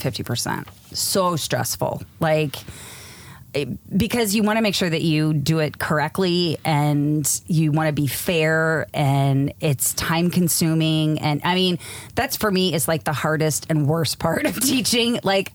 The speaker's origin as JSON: {"language": "English", "region": "East Coast", "country": "United States", "tie": "born or raised there", "moved": "as an adult", "lives_now": "San Diego, United States", "said": "I grew up on the East Coast, which is why I talk the way that I do. And when we moved out to San Diego in 2004, I said, listen, 2 years, that's it."}